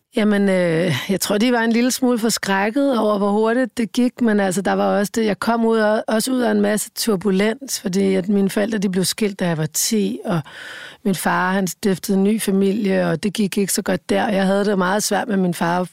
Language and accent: Danish; Rødovre, Capital Region of Denmark, Denmark; følte jeg mig jo virkelig som en outsider i Rødovre, ikke? der hvor jeg voksede op